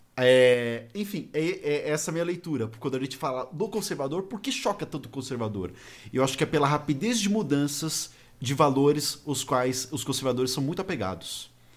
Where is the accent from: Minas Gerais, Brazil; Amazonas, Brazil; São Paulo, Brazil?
São Paulo, Brazil; eu sou de São Paulo